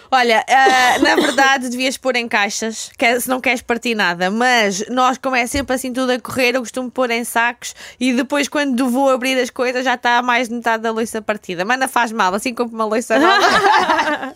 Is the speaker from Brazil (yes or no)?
no; Elvas, Alentejo, Portugal; moved away as an adult; now in Lisbon, Portugal; eu sou, sou do Alentejo, né? sou de Elvas, tinha vindo para cá então estudar